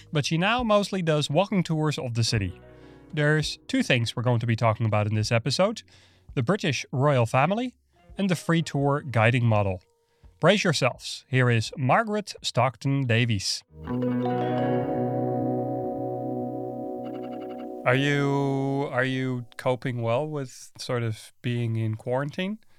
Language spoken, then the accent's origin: English; Netherlands; moved away; I'm from the Netherlands originally.